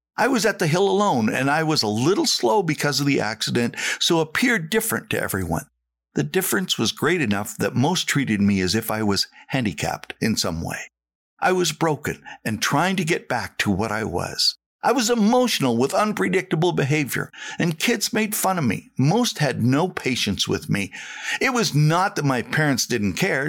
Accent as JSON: {"language": "English", "region": "Saskatchewan", "country": "Canada", "moved": "yes", "said": "I was the kid from Saskatchewan"}